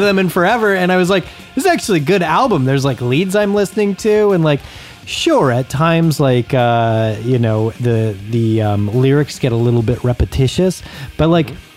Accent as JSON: {"language": "English", "town": "Acton", "region": "California", "country": "United States", "tie": "born or raised there", "said": "lived in the small town where I grew up in Acton, on the way to Palmdale"}